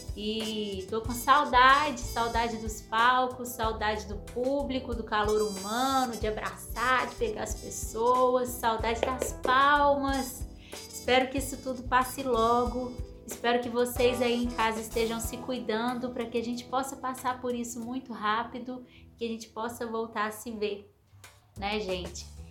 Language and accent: Portuguese; Barbacena, Minas Gerais, Brazil; Sou mineira de Barbacena, quando eu era criança pequena em Barbacena